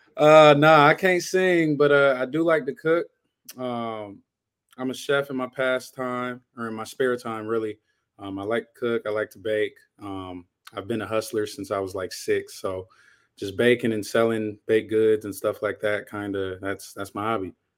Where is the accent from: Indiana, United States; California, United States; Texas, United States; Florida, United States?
California, United States; Inglewood; moved away as an adult; also born or lived in Washington / Idaho; I'm from Inglewood, California, uh, born and raised